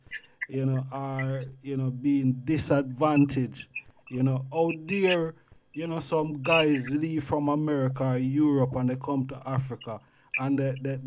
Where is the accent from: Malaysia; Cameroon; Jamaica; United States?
Jamaica; now in England; I grew up in Jamaica, and, you know, come out of Jamaica and come into England.